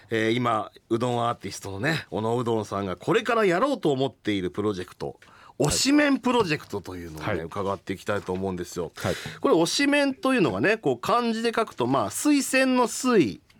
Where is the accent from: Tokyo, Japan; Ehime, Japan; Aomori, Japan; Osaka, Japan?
Ehime, Japan; Matsuyama; 僕あの愛媛の松山出身なので、